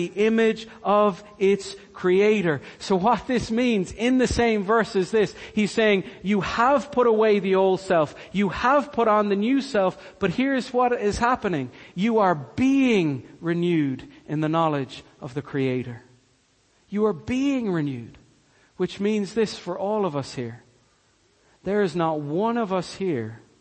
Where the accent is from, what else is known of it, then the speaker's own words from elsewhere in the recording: Cork, Munster, Ireland; I'm Irish. I'm born and raised in Cork.